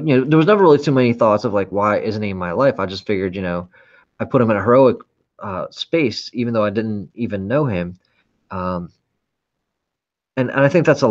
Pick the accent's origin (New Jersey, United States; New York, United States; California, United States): California, United States; San Francisco; I was born in San Francisco in the late 70s